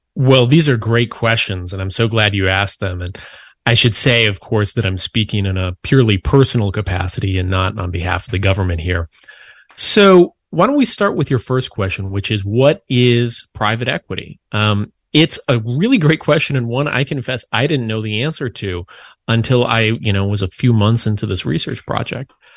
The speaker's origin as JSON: {"language": "English", "region": "Minnesota", "country": "United States", "tie": "born or raised there", "said": "I grew up in Minnesota"}